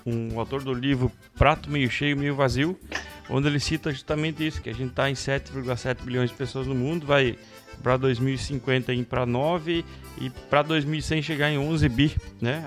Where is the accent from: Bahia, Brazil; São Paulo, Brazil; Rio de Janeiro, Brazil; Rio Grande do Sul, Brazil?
Rio Grande do Sul, Brazil; Alpestre; Eu, eu que nasci lá em Alpestre